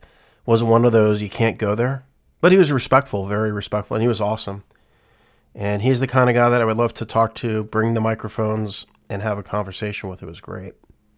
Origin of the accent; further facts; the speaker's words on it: England, United Kingdom; Like, we're, as English people, we're used to it.